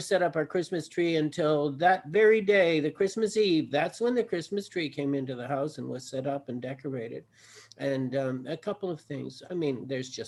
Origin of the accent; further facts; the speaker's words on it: Canada; when I was young, growing up in Canada here